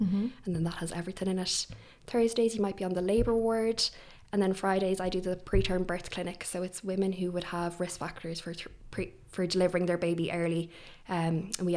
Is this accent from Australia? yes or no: no; Athlone, Leinster, Ireland; moved away as an adult; now in Dublin, Ireland; So I'm from Ireland. I'm from Athlone, so the Midlands.